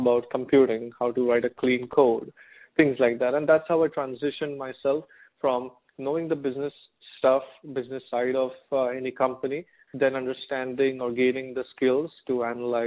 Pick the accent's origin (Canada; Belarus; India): India; moved away as an adult; now in United States; I am from India